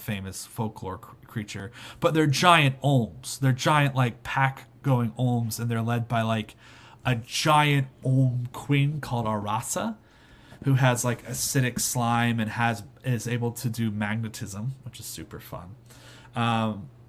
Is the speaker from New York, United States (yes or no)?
no; Houston, Texas, United States; I was born in Houston